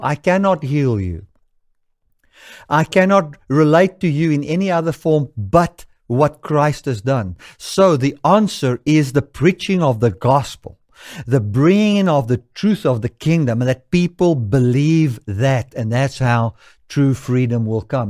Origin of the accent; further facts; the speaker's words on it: South Africa; I can say I am a South African according to the laws of this country